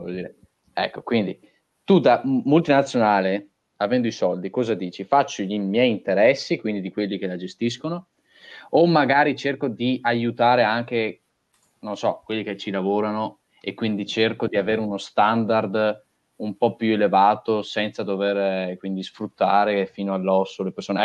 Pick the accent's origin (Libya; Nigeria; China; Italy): Italy; Sossano, Veneto; se io sono nato a Sossano, se io sono nato in Italia